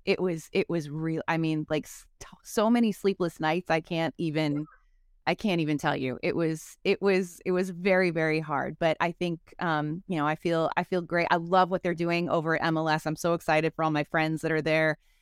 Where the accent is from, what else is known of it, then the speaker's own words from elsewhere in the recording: Chicago, Illinois, United States; also born or lived in Los Angeles; I'm from Chicago, so I'm a real hot dog stan